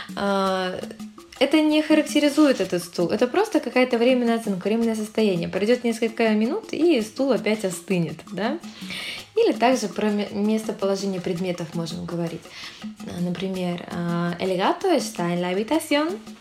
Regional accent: Saint Petersburg, Russia; Сой де санкт petersburgo я из санкт петербурга

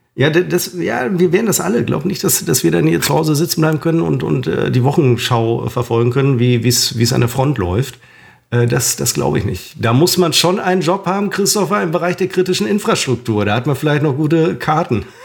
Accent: Germany; Wir als Deutsche

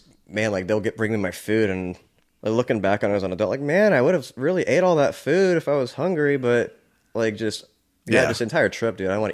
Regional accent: Philippines; dude, I'm Filipino. I just look like I speak Spanish.

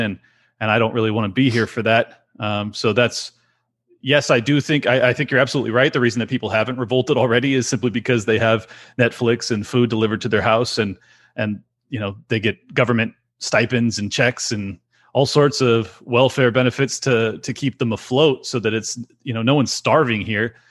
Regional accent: California, United States; born and raised here

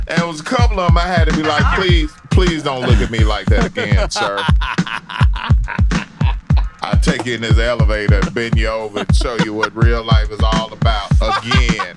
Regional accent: Memphis, Tennessee, United States; now in Atlanta, United States; I'm born and raised in Memphis

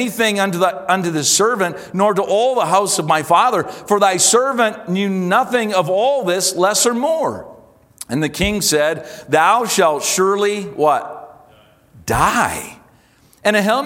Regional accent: Canada; as a Canadian

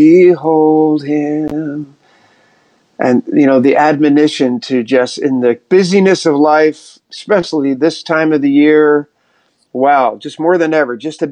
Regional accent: outside Philadelphia, New Jersey, United States; moved away as an adult; also born or lived in Texas; now in New York City, United States; we grew up right outside of Philadelphia in Jersey

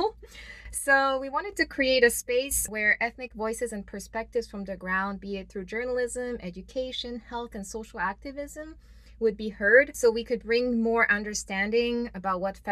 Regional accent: Myanmar; moved away; Myanmar is home. It's where I grew up most of my life.

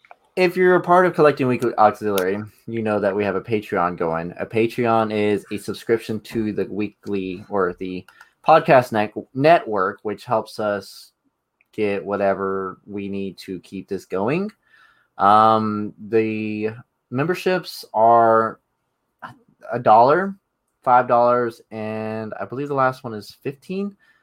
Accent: Texas, United States; accent: Texan; I'm from Texas.

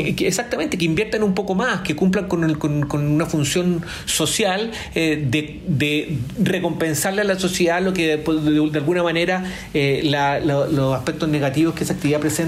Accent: Chile

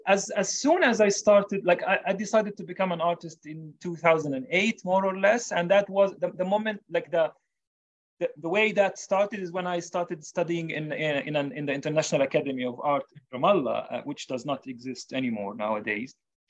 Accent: Jerusalem, Jerusalem District, Israel; I know I'm from Jerusalem and I know the best narrative about it.

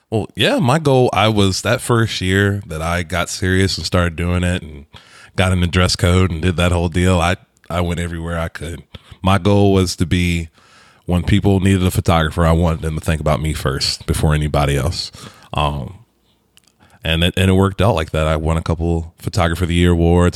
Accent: Virginia, United States; moved away; I come from Virginia where everything is green

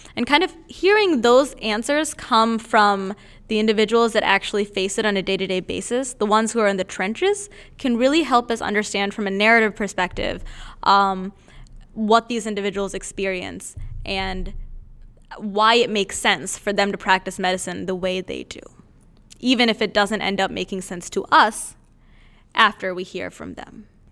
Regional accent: India; moved away; I'm originally from India

